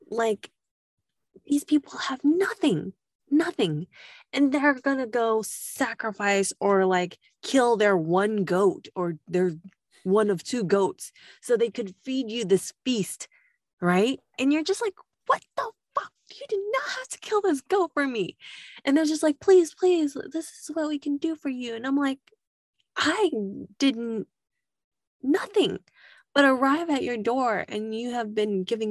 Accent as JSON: {"language": "English", "region": "California", "country": "United States", "accent": "Californian", "said": "my Californian accent"}